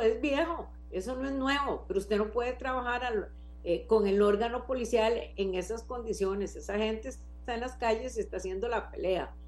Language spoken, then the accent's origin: Spanish; Costa Rica; soy una ciudadana costarricense